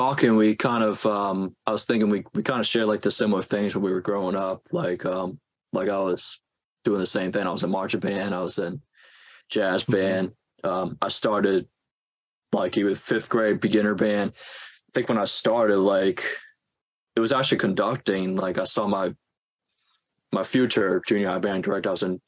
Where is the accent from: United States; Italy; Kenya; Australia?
United States; New Orleans, Louisiana; moved away as an adult; now in Boston, United States; That's where I'm from. I'm from New Orleans